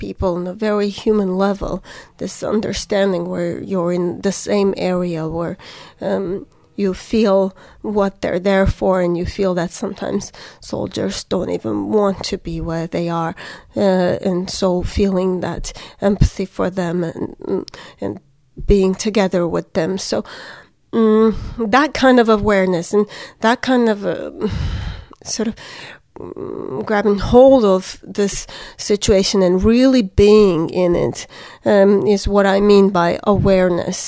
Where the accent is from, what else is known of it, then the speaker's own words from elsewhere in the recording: Yerevan, Armenia; also born or lived in Alabama, United States; I grew up in Yerevan, which is the capital of Armenia